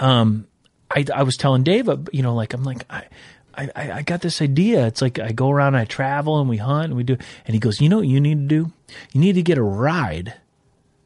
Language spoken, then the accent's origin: English; Minnesota, United States; also born or lived in Branson; growing up in Minnesota, we didn't have turkeys